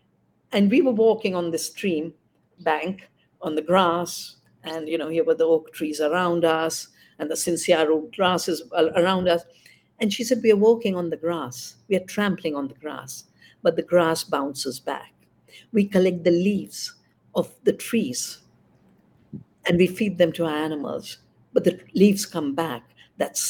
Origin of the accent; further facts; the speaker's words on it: India; also born or lived in Bangalore; my hometown